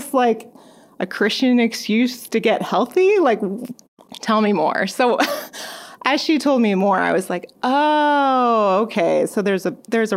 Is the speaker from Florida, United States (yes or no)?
no; California, United States; moved away as an adult; So I am originally from California, moved out here when I was working with a campus ministry